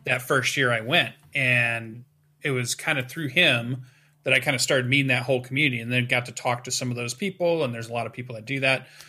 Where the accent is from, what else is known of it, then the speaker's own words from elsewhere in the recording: Western Michigan, United States; my hometown, which is a pretty small town, we have our own little gaming convention that sits at the top of Western Michigan University